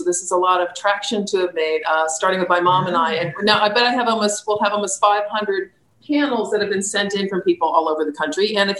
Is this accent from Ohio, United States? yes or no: no; Florida, United States; now in Virginia, United States; We came from South Florida, which you don't have this beautiful open land that we have in Virginia.